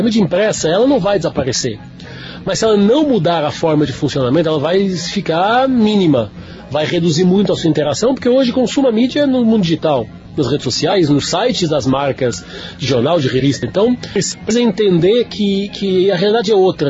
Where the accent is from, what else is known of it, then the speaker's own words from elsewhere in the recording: Lisbon, Portugal; moved away as an adult; now in São Paulo, Brazil; sou português de Lisboa, moro no Brasil desde 2011